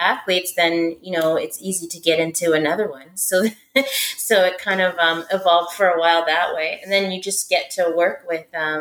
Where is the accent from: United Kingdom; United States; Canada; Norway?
Canada; I'm Canadian.